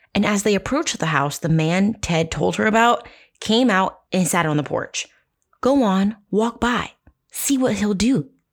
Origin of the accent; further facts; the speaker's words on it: New Jersey, United States; I'm from Jersey